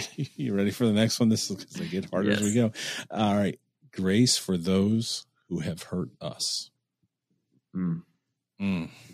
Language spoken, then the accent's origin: English; Cleveland, Ohio, United States; I'm from Cleveland